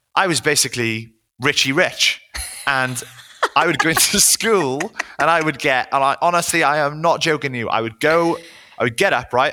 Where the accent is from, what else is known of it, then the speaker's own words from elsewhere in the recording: Wales, United Kingdom; now in London, United Kingdom; I grew up in Wales